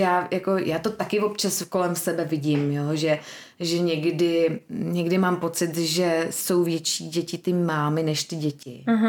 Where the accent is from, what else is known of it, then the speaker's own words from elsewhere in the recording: Czechia; jako každý Čech